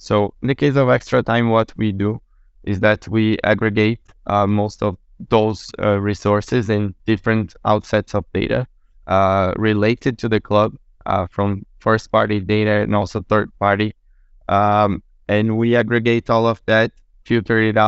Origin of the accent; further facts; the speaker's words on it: Brazil; also born or lived in Portugal; I'm from Brazil, but running the company based out in Portugal